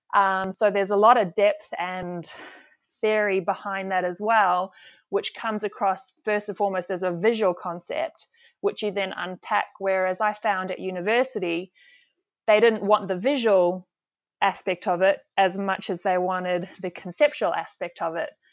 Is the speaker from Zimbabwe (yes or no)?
yes; Zimbabwe; also born or lived in South Africa / Perth, Australia; now in Cairns, Australia; Zimbabwe was, I think, the key, uh, part of my life. We were there most of my childhood, and it was during the time before the, the war sort of kicked off and, and most people had to leave, which was our case as well.